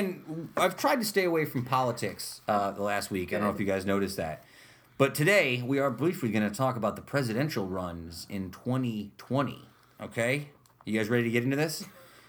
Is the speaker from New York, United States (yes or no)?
yes; Utica, New York, United States; I grew up on Ballantyne Bray.